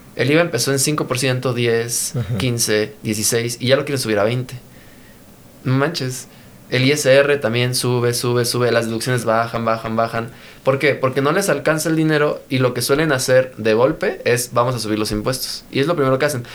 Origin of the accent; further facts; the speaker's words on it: Mexico; somos mexicanos